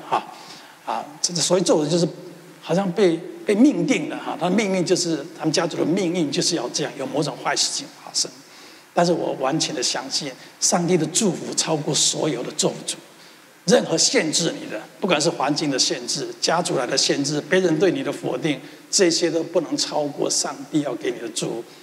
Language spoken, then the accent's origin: Chinese; Taiwan; moved away; 从小我出生在一个贫穷的环境，我们家世世代代都是务农的